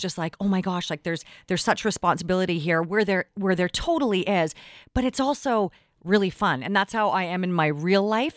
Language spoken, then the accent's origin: English; Richmond, British Columbia, Canada; I grew up in Richmond